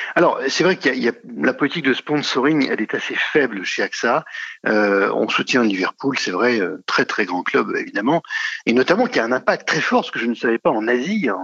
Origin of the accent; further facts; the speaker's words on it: Normandy, France; c'est en Normandie, c'est ma région. Hein. je suis normand.